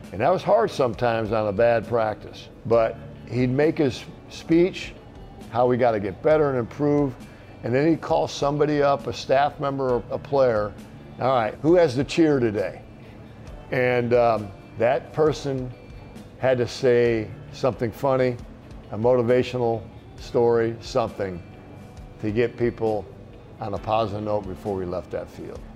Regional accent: Wheaton, Illinois, United States; also born or lived in Norman, Oklahoma; I was born there, but I was raised in Wheaton, Illinois. We moved up to Wheaton at a very young age. I was three years old

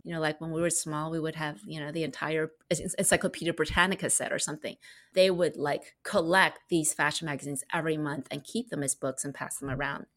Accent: Maryland, United States; moved away as an adult; also born or lived in Los Angeles, United States / China; I was born in Maryland on the East Coast of America

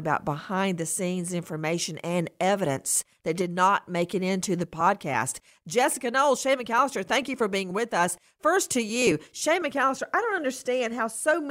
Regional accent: Bibb County, middle Georgia, United States; I grew up not in Macon, Georgia, in middle Georgia, rural Georgia. I grew up outside the city limits in unincorporated Bibb County

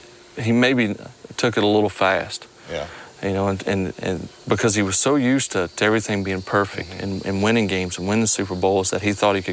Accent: Mississippi, United States; Well, I'm from here. I'm from South Mississippi.

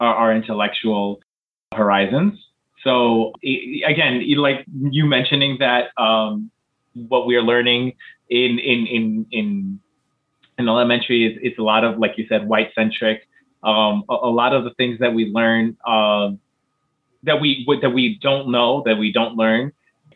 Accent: United States; I grew up in the United States and went through public

